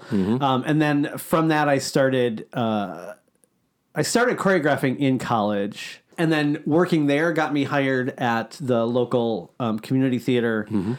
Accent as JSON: {"language": "English", "town": "Milwaukee", "region": "Wisconsin", "country": "United States", "tie": "born or raised there", "moved": "as an adult", "lives_now": "Orlando, United States", "said": "I grew up in Milwaukee. I went to the University of Wisconsin in Whitewater, which is like an hour away from Milwaukee."}